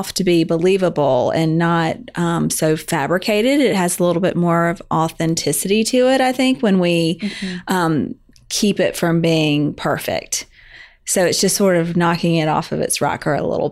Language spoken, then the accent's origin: English; Birmingham, Alabama, United States; moved away as an adult; also born or lived in North Carolina / Atlanta, Georgia; now in Charleston, United States; I'm from Birmingham. I grew up in Alabama